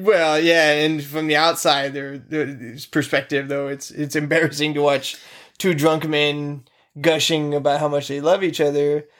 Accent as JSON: {"language": "English", "country": "United States", "said": "I'm an American male"}